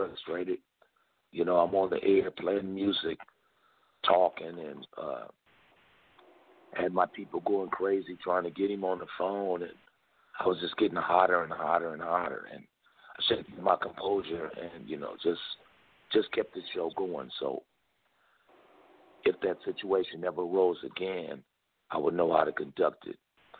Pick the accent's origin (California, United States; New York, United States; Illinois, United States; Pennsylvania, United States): California, United States; Los Angeles; we're both from South Central Los Angeles.